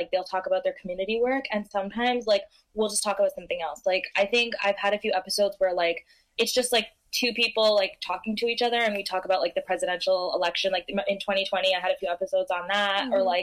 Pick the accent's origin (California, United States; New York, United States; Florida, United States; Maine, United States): New York, United States; New York area, United States; I'm from the New York area